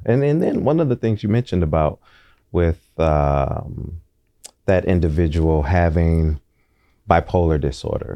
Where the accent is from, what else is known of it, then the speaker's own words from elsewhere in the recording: Oakland, California, United States; growing up in Deep East Oakland